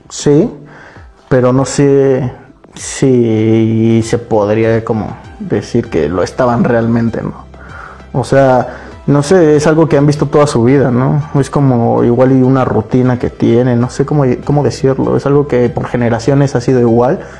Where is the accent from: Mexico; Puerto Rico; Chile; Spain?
Mexico; como mexicano pues la verdad volteas a ver, ¿no?